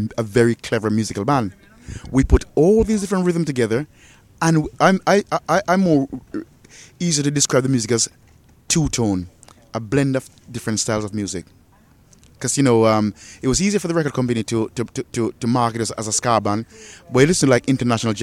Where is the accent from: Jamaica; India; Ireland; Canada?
Jamaica; moved away; also born or lived in England; I was born in Jamaica